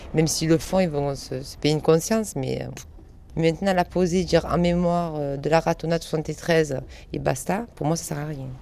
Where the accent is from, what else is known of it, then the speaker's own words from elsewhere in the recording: France; je suis française et j'aime la France aussi, parce que je suis née ici